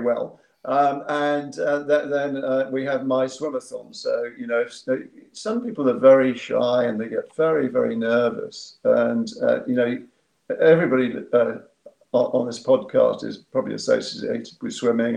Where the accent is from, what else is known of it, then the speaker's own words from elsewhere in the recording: Yapton, South East England, United Kingdom; I'm from Yapton, mm. West Sussex